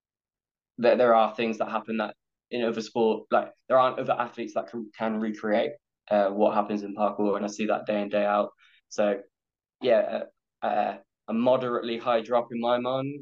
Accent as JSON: {"language": "English", "region": "England", "country": "United Kingdom", "said": "I'm from England"}